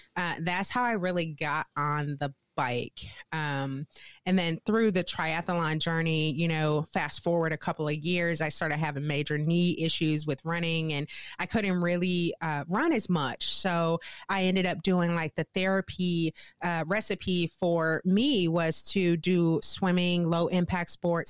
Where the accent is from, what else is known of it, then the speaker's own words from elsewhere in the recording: St. Louis, Missouri, United States; moved away as an adult; now in Wisconsin, United States; born and raised in Saint Louis, Missouri.